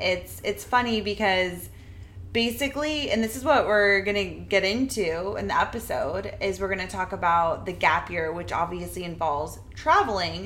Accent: New England, United States; now in Florida, United States; I'm from New England

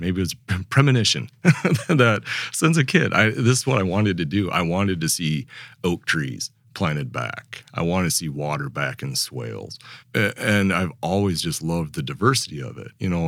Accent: Upper Midwest, United States; moved away as an adult; also born or lived in North Dakota / South Dakota; I grew up on the Mississippi River

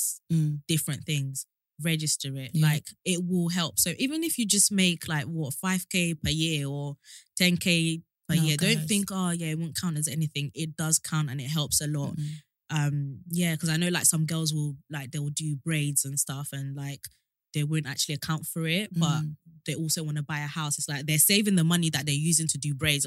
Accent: Kent, South East England, United Kingdom; I've always lived in Kent, so I bought in Kent.

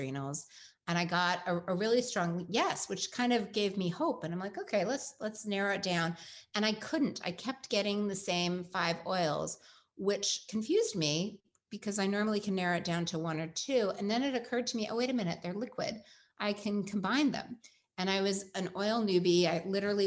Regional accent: Pacific Northwest, United States; I grew up in the Pacific Northwest with a dad who's an Eagle Scout

